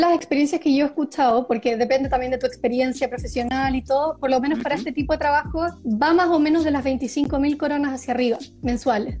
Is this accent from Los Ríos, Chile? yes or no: no; Viña del Mar, Valparaíso, Chile; moved away as an adult; also born or lived in Santiago, Chile; now in Stockholm, Sweden; soy de Viña del Mar, Chile